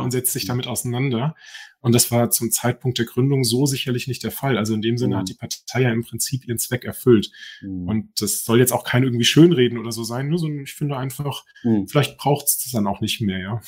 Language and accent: German; Germany; moved away as an adult; now in Norway; wir als Deutsche